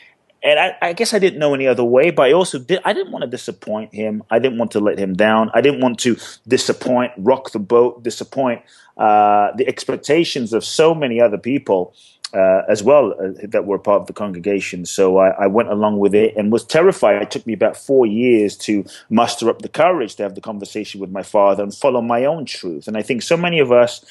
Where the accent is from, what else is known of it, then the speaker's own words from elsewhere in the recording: London, United Kingdom; also born or lived in Ghana; now in Los Angeles, United States; I grew up in London. I live in LA now